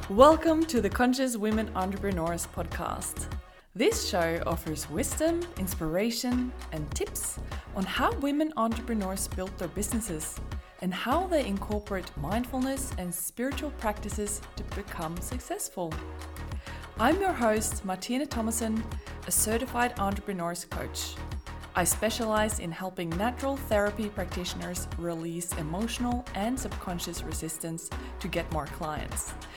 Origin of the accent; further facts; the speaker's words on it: Oslo, Norway; moved away as an adult; also born or lived in Perth, Australia; I'm born and raised in Oslo, Norway